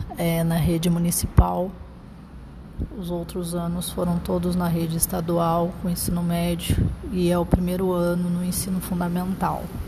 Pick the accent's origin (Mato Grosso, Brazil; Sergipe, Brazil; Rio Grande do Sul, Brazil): Mato Grosso, Brazil; also born or lived in Umuarama, Paraná, Brazil / Lucas do Rio Verde, Mato Grosso, Brazil; há 27 anos no estado do Mato Grosso. Sou natural de Umorama, no Paraná. Tenho 27 anos